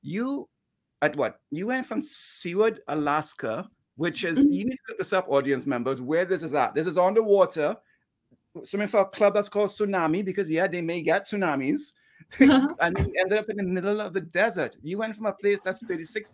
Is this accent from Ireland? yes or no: no; Trinidad & Tobago; I remember swimming in Trinidad. I'm from the Caribbean. Never seen snow